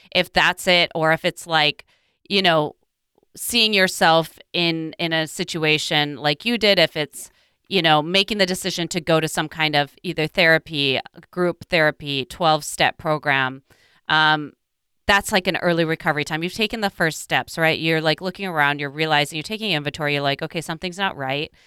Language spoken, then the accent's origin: English; Midwest, United States; growing up in the Midwest